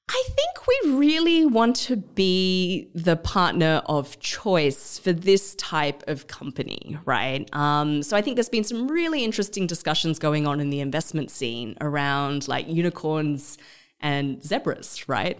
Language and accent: English; Australia; moved away as an adult; also born or lived in India; now in Vietnam; I'm Australian. I'm of Malaysian Chinese background